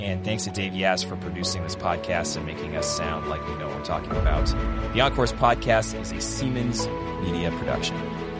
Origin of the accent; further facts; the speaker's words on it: Boston, Massachusetts, United States; as a Bostonian